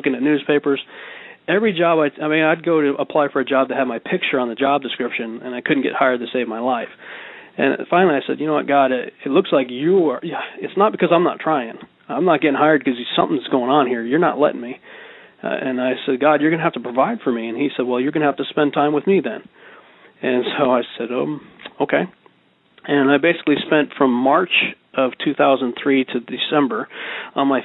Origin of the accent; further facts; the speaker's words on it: the Berkshires, Massachusetts, United States; moved away; also born or lived in Dallas-Fort Worth, Texas; I grew up in the Berkshires with mountains and everything.